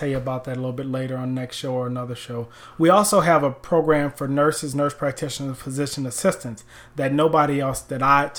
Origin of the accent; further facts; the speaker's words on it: New Orleans, Louisiana, United States; moved away as an adult; now in Tampa, United States; I'm from New Orleans